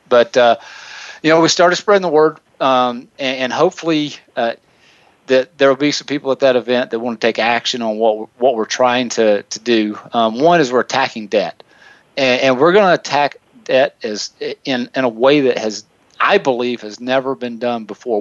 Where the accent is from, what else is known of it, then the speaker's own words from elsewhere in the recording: the South, United States; I'm from the South, so if, if Nicole makes fun of the way I speak, I say tennis shoes